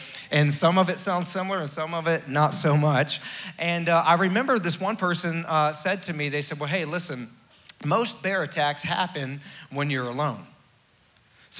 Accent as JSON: {"language": "English", "region": "Florida", "country": "United States", "tie": "born or raised there", "moved": "as an adult", "lives_now": "West Virginia, United States", "said": "I was raised in Florida. Even though I was from West Virginia originally"}